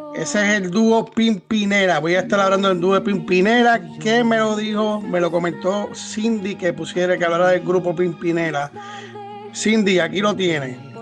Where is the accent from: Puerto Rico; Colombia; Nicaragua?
Puerto Rico; No solamente de Puerto Rico, somos puertorriqueños